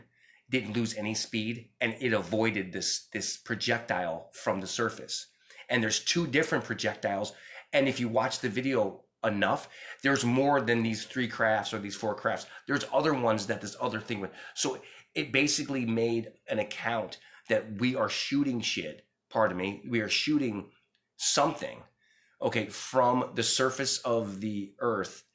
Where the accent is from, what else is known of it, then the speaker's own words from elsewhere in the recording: New York City, New York, United States; I was born in the Bronx, and then when I was about 7, we moved to Brooklyn.